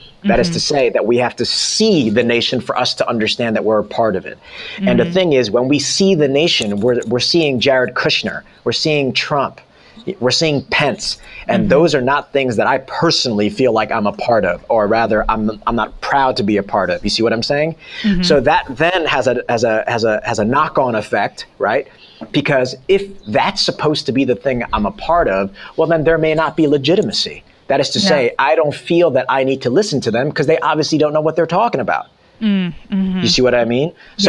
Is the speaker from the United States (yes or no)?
no; South Korea; born there; I was born in Korea, so I had to become nationalized and naturalized